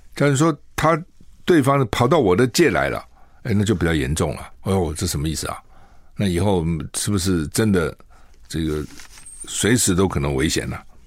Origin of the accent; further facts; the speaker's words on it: Taiwan; 我们台湾人